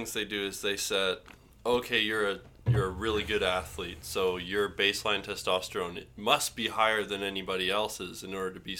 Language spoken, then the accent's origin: English; Vancouver, British Columbia, Canada; also born or lived in Fort McMurray; now in Victoria, Canada; I was born in Canada, born in Vancouver, but then my family's... Part of them's from Trinidad. Word. And then part of them's from, I guess, Poland. Moved over during the Second World War.